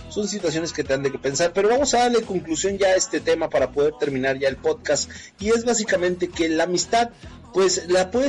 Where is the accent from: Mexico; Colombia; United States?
United States; McAllen, Texas; toco el bajo eléctrico y soy de McAllen, Texas.